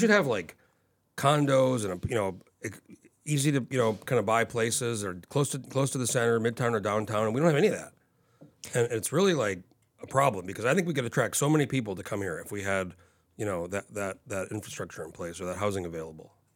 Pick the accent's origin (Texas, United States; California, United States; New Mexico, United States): New Mexico, United States; moved away as an adult; now in Anchorage, United States; I grew up in New Mexico and I moved here when I was nineteen